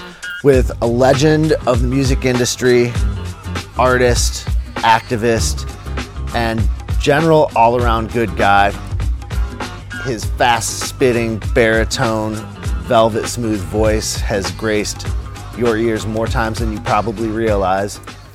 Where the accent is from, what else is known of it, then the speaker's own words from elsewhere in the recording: Midwest, United States; I grew up in the Midwest